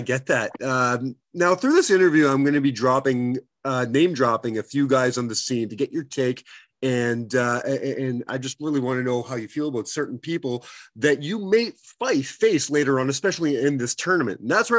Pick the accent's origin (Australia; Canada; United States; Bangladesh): Canada; my home country, Canada